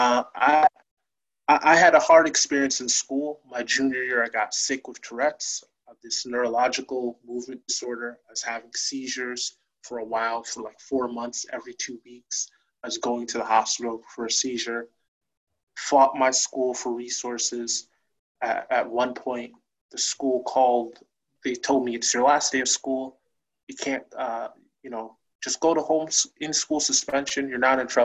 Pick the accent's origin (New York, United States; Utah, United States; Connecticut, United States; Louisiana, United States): Connecticut, United States; New Haven; also born or lived in Hamden; I grew up in New Haven, my first year I was born, my family lived in East Rock in New Haven